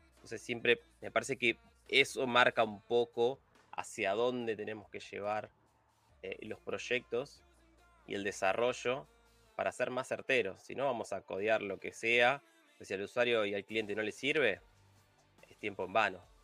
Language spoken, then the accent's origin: Spanish; Buenos Aires Province, Argentina; yo soy de Buenos Aires, de Argentina. Viví toda mi, vida acá.